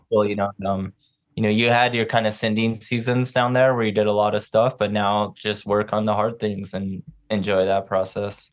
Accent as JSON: {"language": "English", "region": "New Mexico", "country": "United States", "tie": "born or raised there", "moved": "as an adult", "said": "being back in New Mexico, I grew up here."}